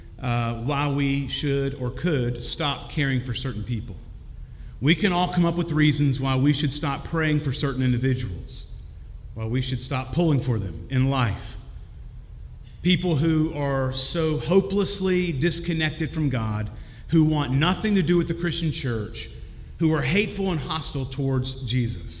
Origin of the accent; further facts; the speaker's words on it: Kentucky, United States; I'm from Kentucky